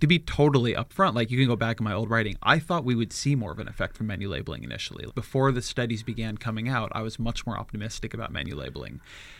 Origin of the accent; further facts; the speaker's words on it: California, United States; As a Californian